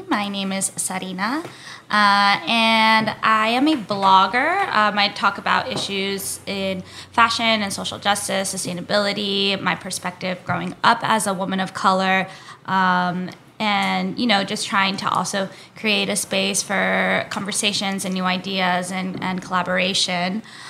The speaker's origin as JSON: {"language": "English", "town": "Mesa", "region": "Arizona", "country": "United States", "tie": "born or raised there", "moved": "as an adult", "lives_now": "Los Angeles, United States", "said": "I grew up in Mesa, Arizona, which is about 10 minutes away from Phoenix."}